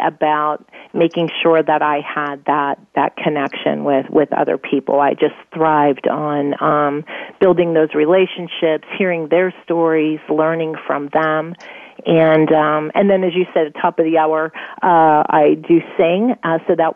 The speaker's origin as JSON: {"language": "English", "town": "Pittsburgh", "region": "Pennsylvania", "country": "United States", "tie": "born or raised there", "also_born_or_lived": "Ireland", "moved": "yes", "said": "growing up in Pennsylvania, in Pittsburgh, and I was an only child."}